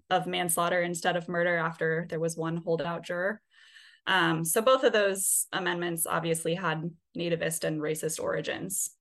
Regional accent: Oregon, United States; now in New Orleans, United States; I'm from Oregon

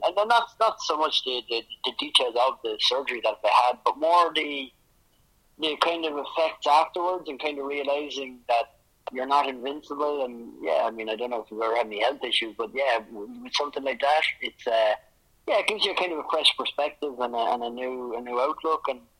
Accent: Ireland; moved away; I'm away from Ireland, and secondly, because we've never had any success anyway

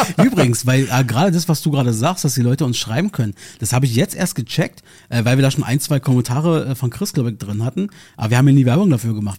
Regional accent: Berlin, Germany; hier bei uns in Marzahn

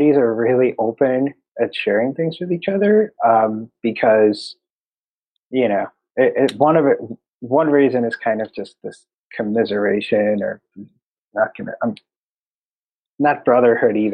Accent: Chicago, Illinois, United States; now in San Diego, United States; I'm from Chicago

